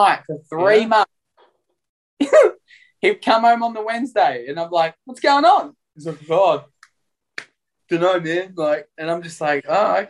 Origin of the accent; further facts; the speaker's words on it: Melbourne, Victoria, Australia; moved away as an adult; Born and raised in Melbourne.